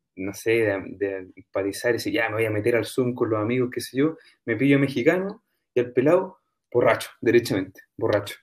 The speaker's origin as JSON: {"language": "Spanish", "country": "Chile", "also_born_or_lived": "England", "moved": "yes", "lives_now": "Spain"}